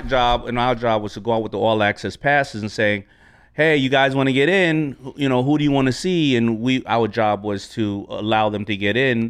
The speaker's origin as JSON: {"language": "English", "town": "New York City", "region": "New York", "country": "United States", "tie": "born or raised there", "said": "I grew up not only in New York, I grew up in Hollis, Queens"}